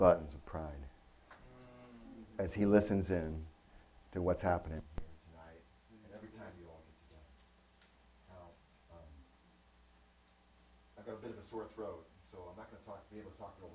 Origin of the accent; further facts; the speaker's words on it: Connecticut, United States; moved away as an adult; also born or lived in Ohio; I grew up in Connecticut